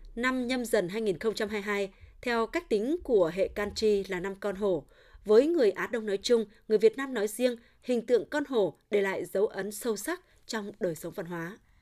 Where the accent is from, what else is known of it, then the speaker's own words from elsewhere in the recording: Sam Son, Thanh Hóa, Vietnam; moved away as an adult; now in Finland; mình sinh ra và lớn lên ở Sầm Sơn